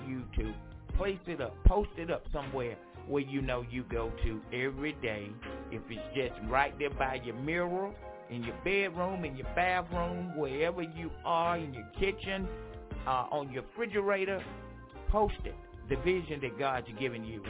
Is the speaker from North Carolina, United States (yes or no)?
yes; Franklinton, North Carolina, United States; moved away; my hometown, Franklinton, North Carolina.